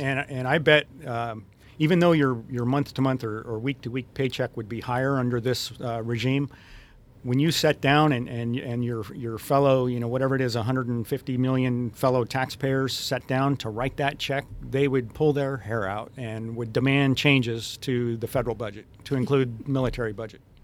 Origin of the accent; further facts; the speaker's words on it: Western Colorado, United States; I grew up in Western Colorado and spent a lot of time in that area.